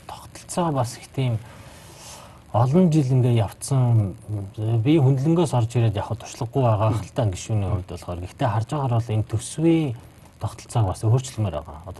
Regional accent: Bayankhongor Province, Mongolia; Би баян хонгорох л доо.

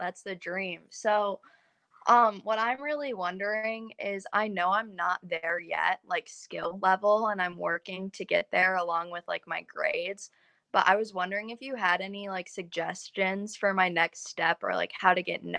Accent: Michigan, United States; I'm from Michigan

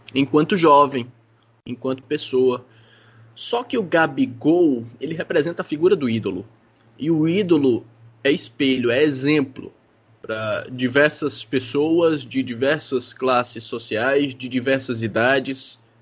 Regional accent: Brazil; Se a gente nasceu no Brasil, que é o país do futebol, do carnaval

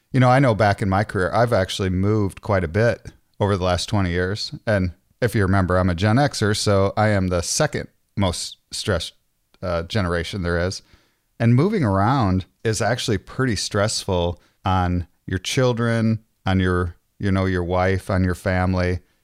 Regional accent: Clinton, Iowa, United States; I grew up in Iowa. I went to, I went to high school, um, in Clinton, Iowa

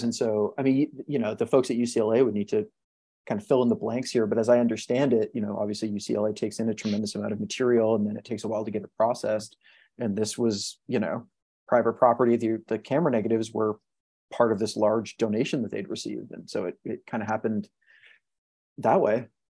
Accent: Montreal, Quebec, Canada; I'm Canadian. I grew up in in Montreal

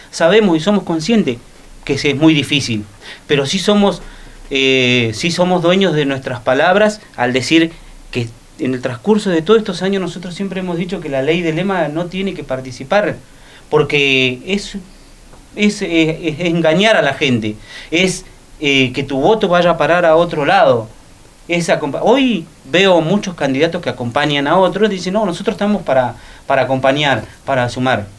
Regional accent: Río Gallegos, Santa Cruz, Argentina; del Belgrano, de donde soy yo

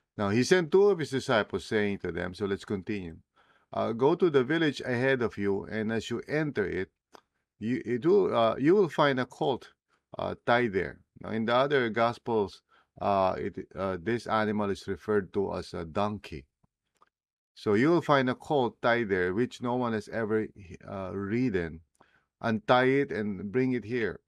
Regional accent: Philippines; first language Tagalog; English is a second language; English as well as, uh, my native language, Tagalog

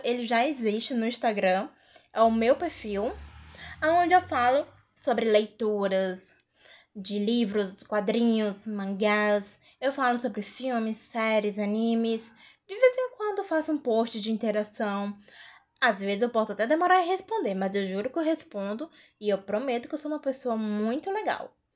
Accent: Fortaleza, Ceará, Brazil; eu sou de Fortaleza, Ceará

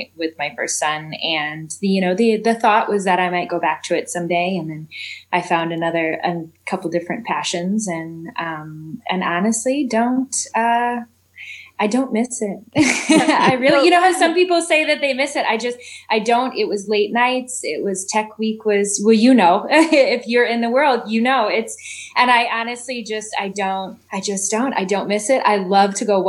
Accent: Effingham, Illinois, United States; moved away as an adult; also born or lived in Decatur, Illinois; now in Chicago, United States; I live in Chicago currently, but I originate or hail from Southern Illinois. So there's a town there called Effingham.

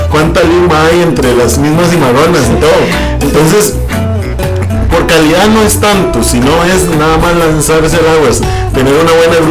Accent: Santo Domingo, Heredia, Costa Rica; como buen tico y buen domingueño, eso hay que sumarle el tico y el domingueño.

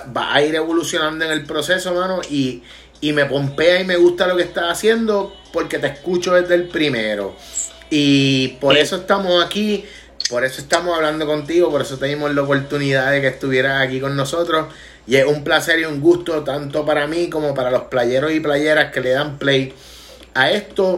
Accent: Vega Baja, Puerto Rico; mi pueblo en Vega Baja

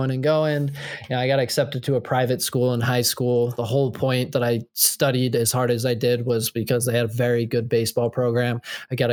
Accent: New Jersey, United States; I'm from Central Jersey

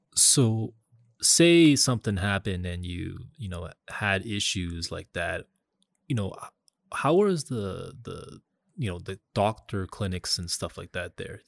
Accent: Canada; I told people that I was from Canada

